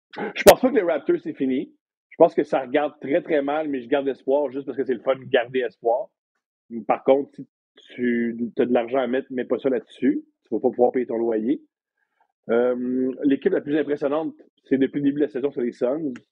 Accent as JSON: {"language": "French", "town": "Montreal", "region": "Quebec", "country": "Canada", "said": "Je suis montréalais."}